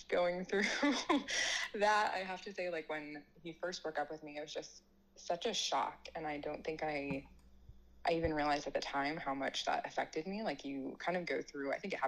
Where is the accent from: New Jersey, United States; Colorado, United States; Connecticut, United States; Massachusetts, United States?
Connecticut, United States; moved away as an adult; also born or lived in Ohio / Cincinnati, Ohio; now in Kansas, United States; I grew up in Connecticut in the Northeast there.